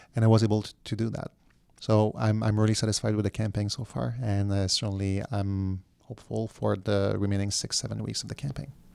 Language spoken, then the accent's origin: English; Quebec, Canada; I was from Quebec